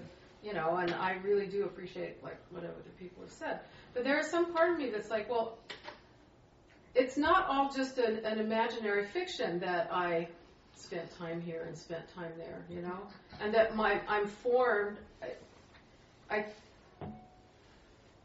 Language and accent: English; Utah, United States; I was born in Utah and I live here